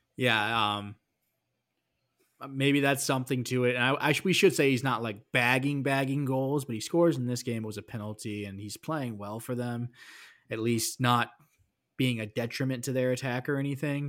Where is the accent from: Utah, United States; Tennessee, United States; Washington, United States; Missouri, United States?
Missouri, United States; I am from Missouri. We are the show me state.